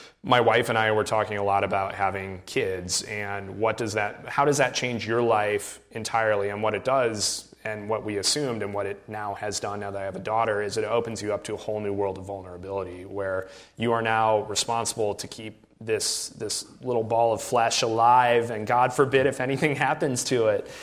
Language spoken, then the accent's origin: English; Iowa, United States; we grew up in Iowa